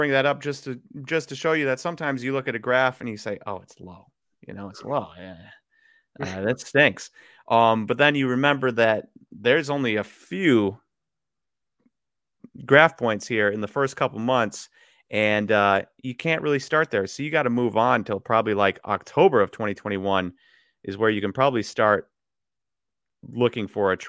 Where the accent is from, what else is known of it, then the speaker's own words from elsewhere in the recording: Wisconsin, United States; He's from Wisconsin. We're from Wisconsin.